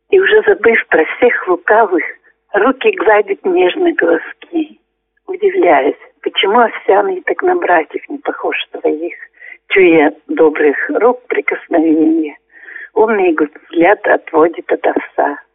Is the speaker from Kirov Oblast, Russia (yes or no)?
yes; Astrakhan, Kirov Oblast, Russia; now in Belaya Kholunitsa, Russia; Приглашали меня еще в родную деревню. Это Унинский район нашей области, деревня Астрахань называется.